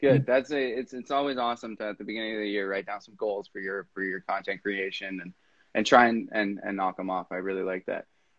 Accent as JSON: {"language": "English", "country": "Canada", "said": "as a Canadian"}